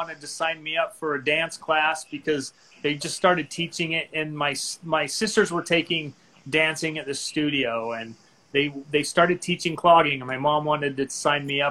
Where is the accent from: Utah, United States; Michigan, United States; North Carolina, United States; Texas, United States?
Utah, United States; moved away as an adult; also born or lived in Maryland / Rexburg, Idaho / Southern California; I grew up in Utah, in the state of Utah, lived there until I was 19